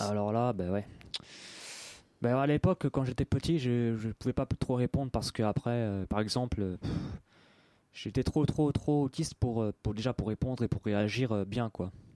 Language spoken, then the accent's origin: French; Paris 18th arrondissement, Île-de-France, France; je suis né dans Paris 18e